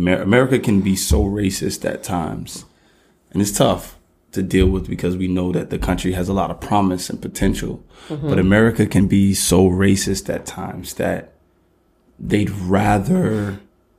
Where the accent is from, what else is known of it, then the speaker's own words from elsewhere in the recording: United States; I was born here